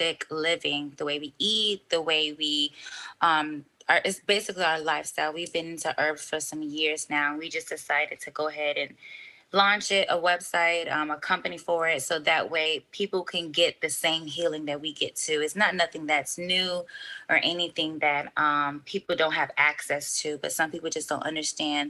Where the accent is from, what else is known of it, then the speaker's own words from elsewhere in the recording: Miami, Florida, United States; I'm originally from Miami. My family's from Haiti